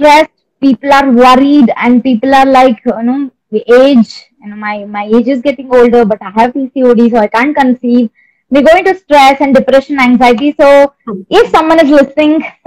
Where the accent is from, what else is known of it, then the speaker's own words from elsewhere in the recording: Karnataka, India; I'm from Karnataka